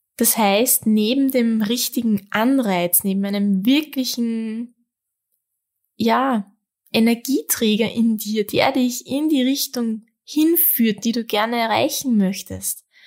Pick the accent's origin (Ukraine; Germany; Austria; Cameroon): Austria; bei uns in Österreich